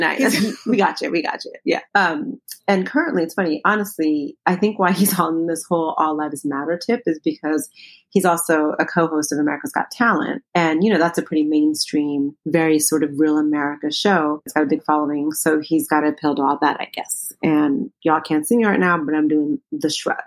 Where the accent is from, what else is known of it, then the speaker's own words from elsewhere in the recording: United States; also born or lived in Ethiopia; I'm Ethiopian American